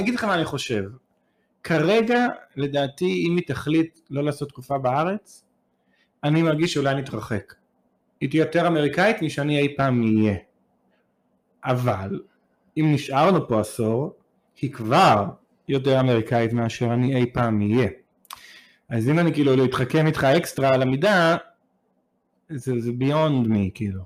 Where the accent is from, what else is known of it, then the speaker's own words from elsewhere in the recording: Israel; moved away; אני יותר ישראלי מיהודי. המשפחה שלי הגיעה לישראל לפ- הרבה שנים לפני קום הארץ